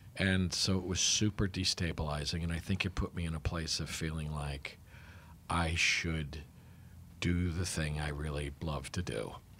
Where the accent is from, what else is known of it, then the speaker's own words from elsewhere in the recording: New Haven, Connecticut, United States; I was born and raised in New Haven, Connecticut.